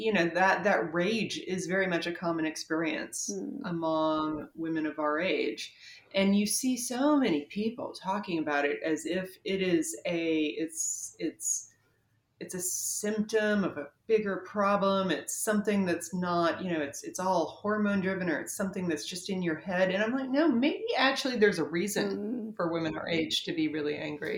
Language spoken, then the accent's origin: English; North Carolina, United States; I am from North Carolina.